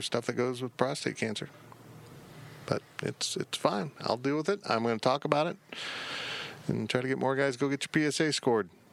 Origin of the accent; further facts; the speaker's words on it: Salina, Kansas, United States; now in Manhattan, United States; my hometown is, I will always say Salina because that is where I grew up